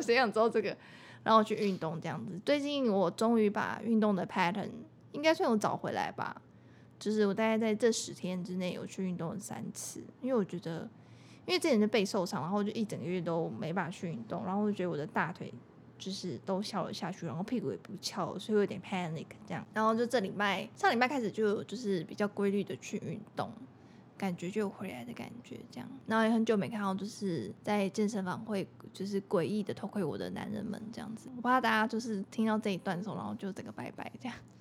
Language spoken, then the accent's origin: Chinese; Taiwan; 身为台湾人